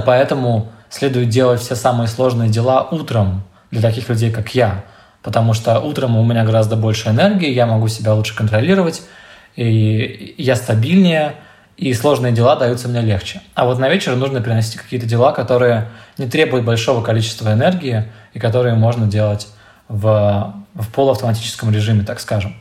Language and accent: Russian; Siberia, Russia; я ещё из Сибири